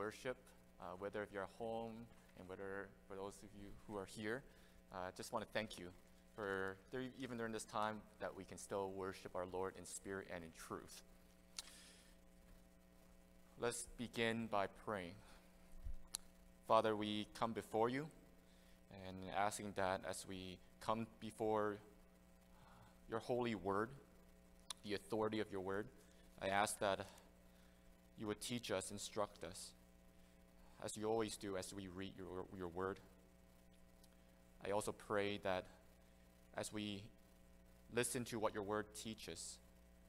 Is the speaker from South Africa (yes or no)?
no; Canada; also born or lived in Hong Kong; I came to Canada when I was very young